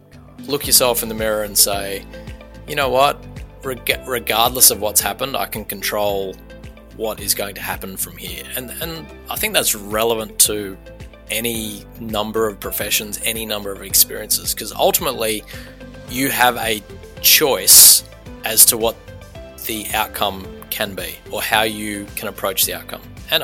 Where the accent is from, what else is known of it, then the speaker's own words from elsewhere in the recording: Sydney, New South Wales, Australia; born there; you probably drive past the Old Women's Hospital, which is just near Five Ways in Paddington. That was where most of the babies of the eastern suburbs of Sydney were born.